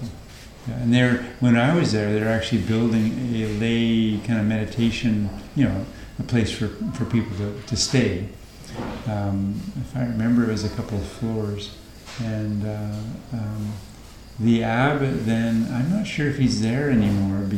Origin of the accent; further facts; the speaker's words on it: British Columbia, Canada; moved away as an adult; also born or lived in Alberta; now in Thailand; you've been born and raised in British Columbia